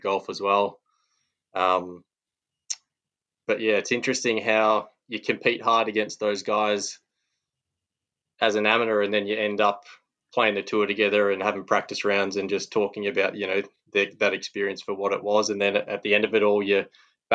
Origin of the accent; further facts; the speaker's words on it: Perth, Western Australia, Australia; I played growing up in Perth